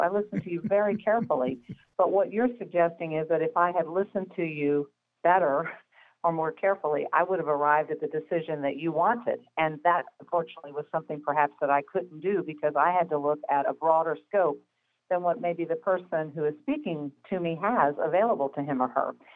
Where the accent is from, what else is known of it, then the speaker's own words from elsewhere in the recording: Midwest, United States; I am from the Midwest, as you know, where there's a slightly different pace to life